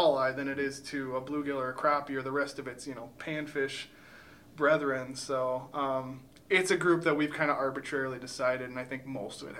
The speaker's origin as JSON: {"language": "English", "town": "Chippewa Falls", "region": "Wisconsin", "country": "United States", "tie": "born or raised there", "said": "I grew up in Chippewa Falls, so I'm a Wisconsin kid"}